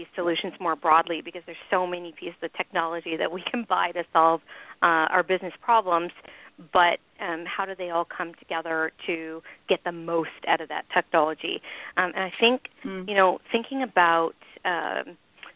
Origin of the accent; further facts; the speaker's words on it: Canada; moved away; I'm originally Canadian